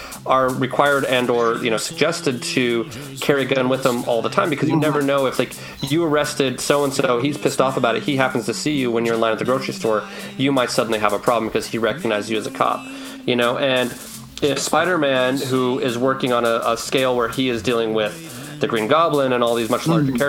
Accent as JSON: {"language": "English", "region": "Utah", "country": "United States", "said": "I was from Utah"}